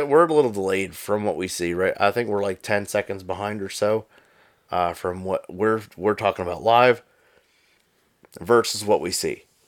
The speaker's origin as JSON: {"language": "English", "region": "Pennsylvania", "country": "United States", "said": "I'm from Pennsylvania"}